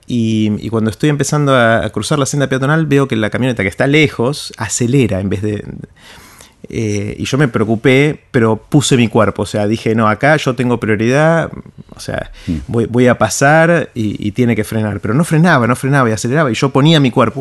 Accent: Argentina; en mi país, en, la Argentina

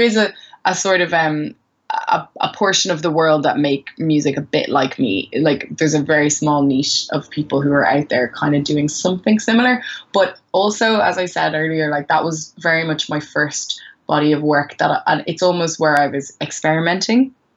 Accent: Maynooth, Leinster, Ireland; also born or lived in Sierra Leone / Gambia; I grew up in Maynooth.

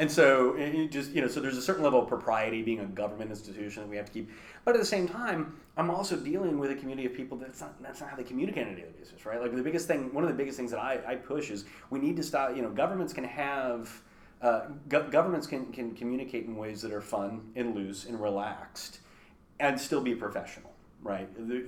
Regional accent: Kansas City, United States; born there; I was born in Kansas City, but I've lived in like 32 places in my life.

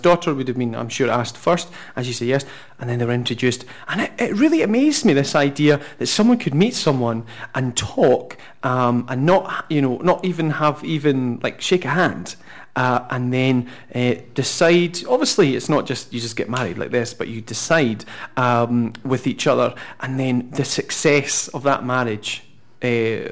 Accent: Scotland, United Kingdom; Sophie and I are married and we're both reverts and we're from Scotland

